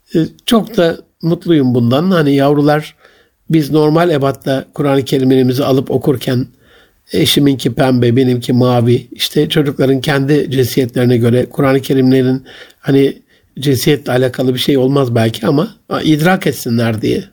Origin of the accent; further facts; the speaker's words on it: Gaziantep, Turkey; Ben çocukluğumda sobalı bir evde büyüdüm. Ve Antep'in eşrafından, zenginlerinden o dönemde çok nadir de olsa sıcak suyu olan